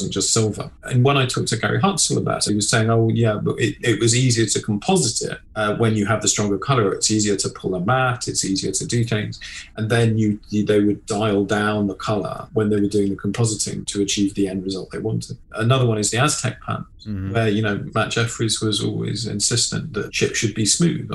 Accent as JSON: {"language": "English", "region": "England", "country": "United Kingdom", "said": "As an Englishman"}